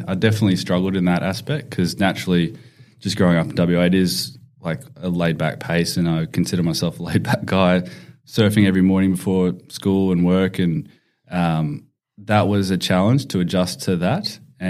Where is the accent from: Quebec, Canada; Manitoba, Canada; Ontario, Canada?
Manitoba, Canada; Winnipeg; Yeah, so I was born in Winnipeg in Manitoba. So that's quite brutal.